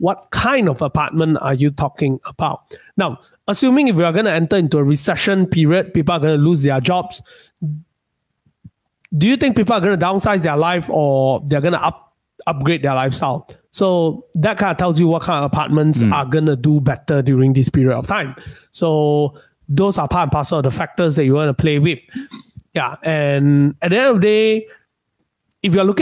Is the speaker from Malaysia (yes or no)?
yes; Malaysia; being a Malaysian, we are not that rich